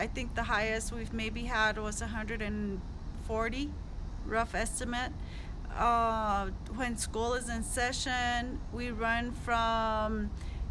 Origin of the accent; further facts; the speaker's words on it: Jemez Pueblo, New Mexico, United States; I'm from the Jemez Pueblo community.